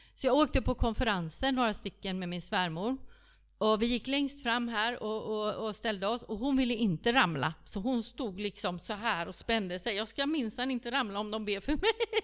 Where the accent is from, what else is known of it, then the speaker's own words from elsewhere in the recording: Stockholm, Stockholm County, Sweden; also born or lived in Kungsbacka; now in Frillesås, Sweden; Jag är från Stockholm